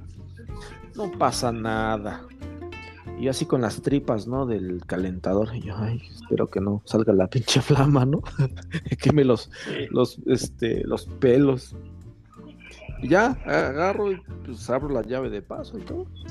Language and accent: Spanish; Mexico; como buen mexicano